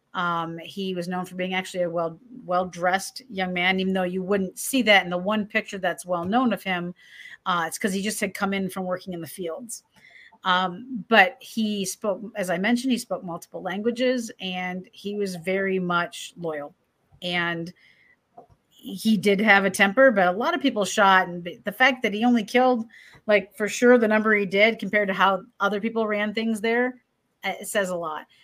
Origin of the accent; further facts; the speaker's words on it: Michigan, United States; I'm from Michigan, Midwesterners